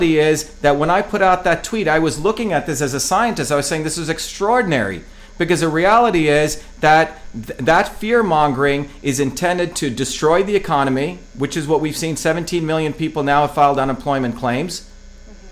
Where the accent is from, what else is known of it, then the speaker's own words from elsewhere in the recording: India; now in United States; growing up in India